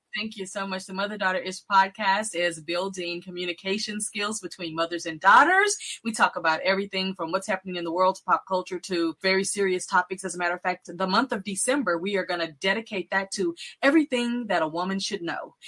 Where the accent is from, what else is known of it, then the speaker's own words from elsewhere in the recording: Texas, United States; I'm from Texas